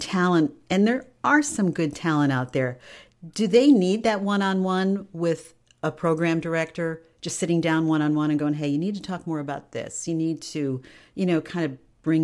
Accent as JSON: {"language": "English", "area": "Tri-Cities area", "region": "upstate New York", "country": "United States", "tie": "born or raised there", "said": "I grew up in New York State in the Tri-Cities area."}